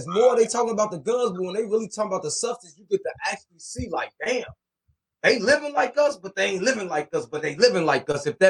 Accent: Chicago, Illinois, United States; I'm from Chicago. Yeah, I'm from a hood. But our projects don't look like that.

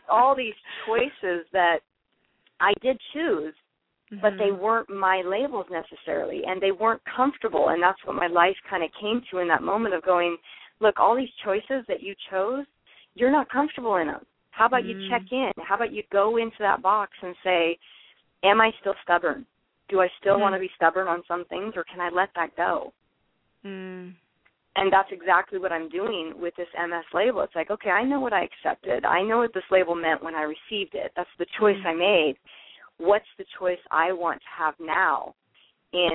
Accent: Alaska, United States; born and raised in Alaska, and I'm Alaskan.

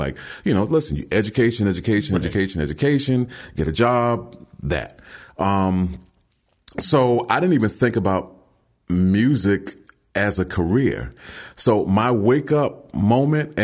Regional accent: New York City, New York, United States; grew up in Brooklyn

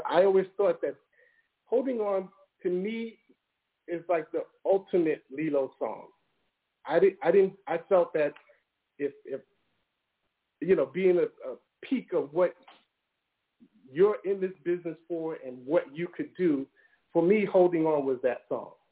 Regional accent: New York City, New York, United States; I grew up in Brooklyn in the hood

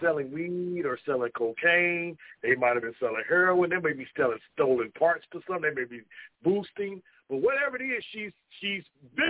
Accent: West Virginia, United States; You know, I'm from West Virginia. You don't know who you're messing with, huh?

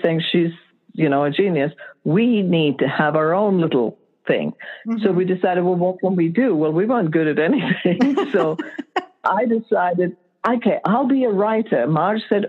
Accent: Lahore, Punjab, Pakistan; moved away; us three sisters growing up in Lahore, Pakistan in the 50s and 60s, and pretty much covers the time there until we left.

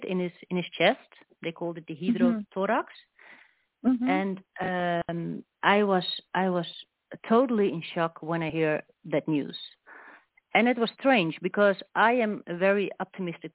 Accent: Netherlands; I'm from Holland

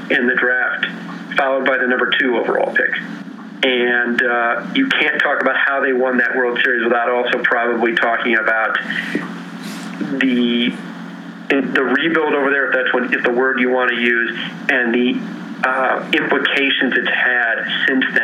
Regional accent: Chicago, Illinois, United States; I grew up in Chicago. Uh, my mother had grown up in Chicago a, uh, in a house down the block from ours.

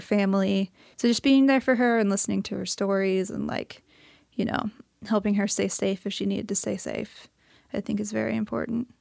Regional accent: St. Louis, Missouri, United States; moved away as an adult; now in Missoula, United States; I'm from Saint Louis, Missouri

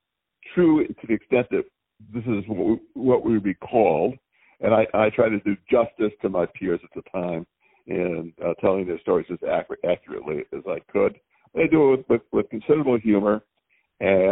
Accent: Madison, Wisconsin, United States; I'm from Madison, Wisconsin

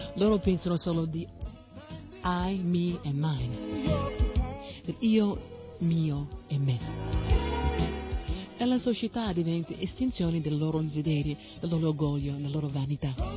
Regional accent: United States; Italian is a second language; now in Italy; io sono nata negli Stati Uniti, ma non è come mi sono identificata, eh, così con quel paese

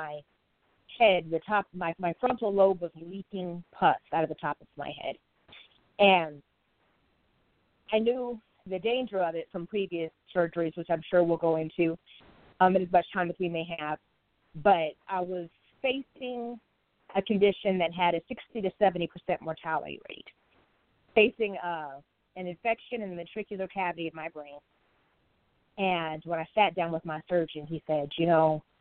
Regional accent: Arizona, United States; I am a native from Arizona. I was born and raised there.

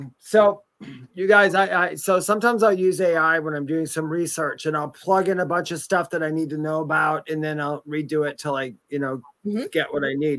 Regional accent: Midwest, United States; moved away; I'm from the Midwest.

